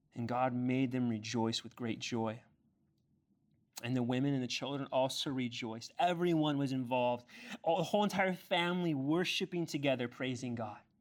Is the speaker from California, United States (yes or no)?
yes; Ontario, California, United States; moved away; also born or lived in Chino, California; I grew up in Ontario before we moved to Chino